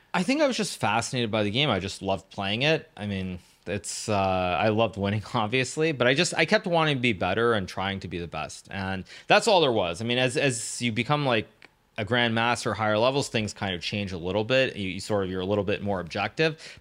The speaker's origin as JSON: {"language": "English", "region": "California", "country": "United States", "tie": "born or raised there", "also_born_or_lived": "Japan", "said": "my story really starts in California. I was born in Japan, uh, to an American mother, a Japanese father. They divorced when I was very little, when I was about one year old, one and a half years old. Um, and then my mom moved back to California"}